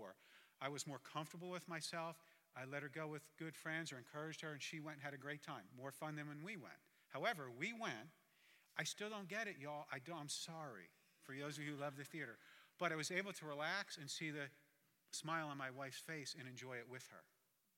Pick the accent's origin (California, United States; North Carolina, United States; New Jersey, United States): New Jersey, United States; Jersey Shore; I'm from the Jersey Shore, but not the one you've seen on MTV